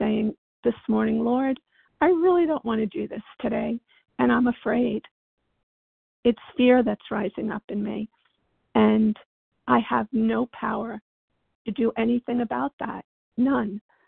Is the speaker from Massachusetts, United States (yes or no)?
no; Virginia, United States